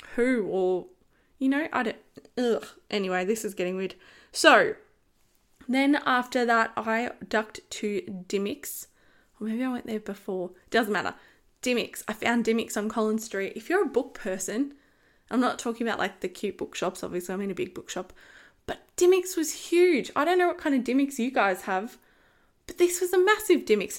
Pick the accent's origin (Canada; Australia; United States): Australia; I'm Australian. I live here.